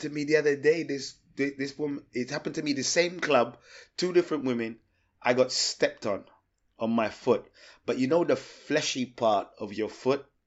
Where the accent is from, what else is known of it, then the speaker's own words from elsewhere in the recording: England, United Kingdom; being English